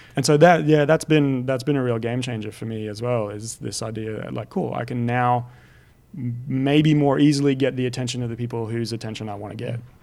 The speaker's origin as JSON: {"language": "English", "country": "France", "tie": "born or raised there", "moved": "yes", "said": "growing up in France"}